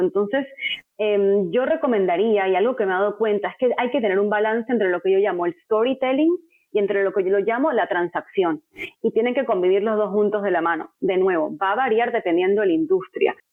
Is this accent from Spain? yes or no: no; Venezuela; moved away as an adult; now in United States; llegué a este país con ese network meramente por ser venezolana